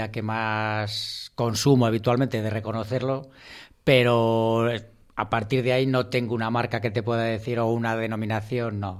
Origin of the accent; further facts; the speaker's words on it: Peñafiel, Castile and León, Spain; Además soy de Peñafiela, en el corazón de la Ribera del Duero